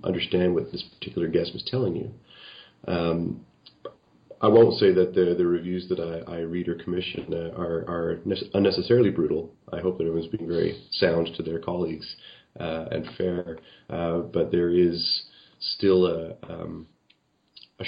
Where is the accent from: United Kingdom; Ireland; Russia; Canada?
Canada; as a Canadian